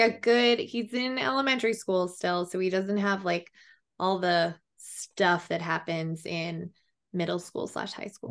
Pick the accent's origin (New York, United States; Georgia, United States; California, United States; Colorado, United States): Colorado, United States; now in Austin, United States; I'm from Colorado, but I live in Austin, Texas